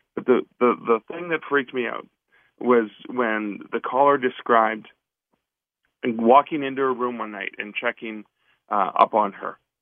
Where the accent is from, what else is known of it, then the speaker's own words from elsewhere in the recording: Canada; I'm from Canada myself